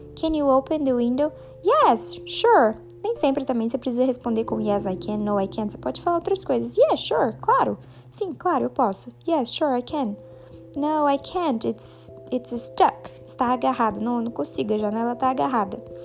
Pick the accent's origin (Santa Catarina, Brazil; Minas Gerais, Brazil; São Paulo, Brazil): Minas Gerais, Brazil; eu sou de Minas Gerais. I am from Minas Gerais, Brasil.